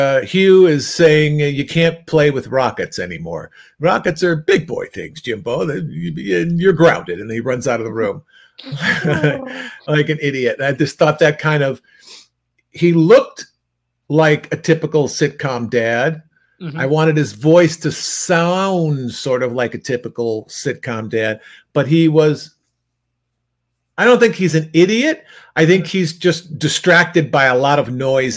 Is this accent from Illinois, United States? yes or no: yes; outside Chicago, Illinois, United States; I grew up outside Chicago